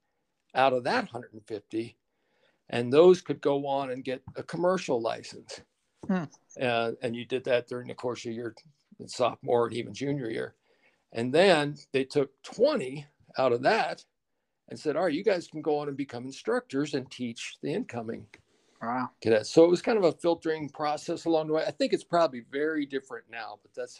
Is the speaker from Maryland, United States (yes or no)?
yes; Maryland, United States; moved away as an adult; I grew up in Maryland, typical middle-class family